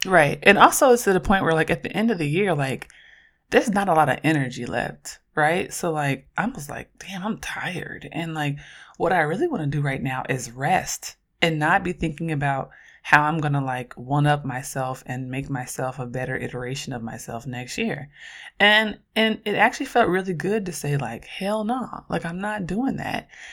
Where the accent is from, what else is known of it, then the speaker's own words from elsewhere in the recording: Oakland, California, United States; I'm from Oakland, and I'm a queer black feminist scholar